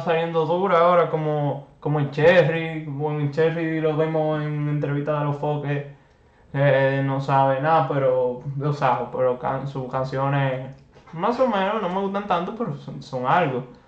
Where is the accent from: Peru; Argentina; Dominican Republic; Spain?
Dominican Republic; nos representa como dominicanos